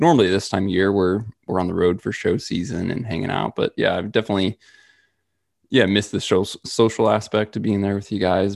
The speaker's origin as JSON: {"language": "English", "region": "Midwest", "country": "United States", "tie": "born or raised there", "said": "growing up in the Midwest"}